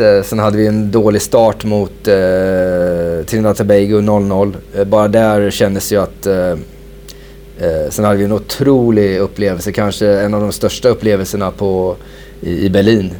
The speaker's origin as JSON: {"language": "Swedish", "country": "Sweden", "also_born_or_lived": "Copenhagen, Denmark / Norwich, England", "moved": "as an adult", "said": "vi svenskar"}